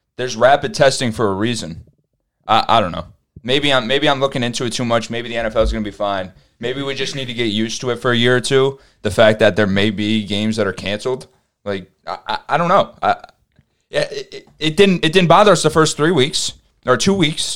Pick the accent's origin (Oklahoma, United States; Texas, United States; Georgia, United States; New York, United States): New York, United States; we're from New York